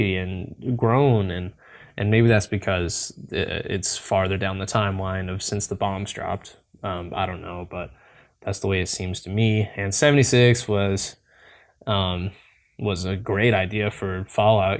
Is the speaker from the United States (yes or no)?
yes; Tennessee, United States; I'm from Tennessee personally